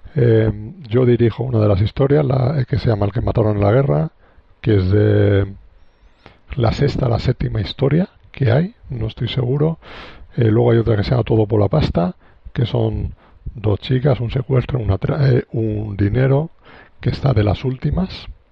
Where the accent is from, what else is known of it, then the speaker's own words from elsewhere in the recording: Alicante, Valencian Community, Spain; yo soy de Alicante, vivo en Alicante